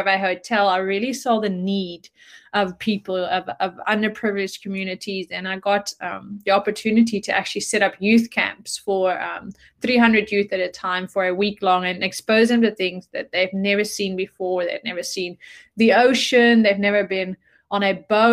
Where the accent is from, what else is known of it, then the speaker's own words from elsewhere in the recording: Netherlands; moved away as an adult; also born or lived in South Africa; I'm from the Netherlands and grew up in a entrepreneurial family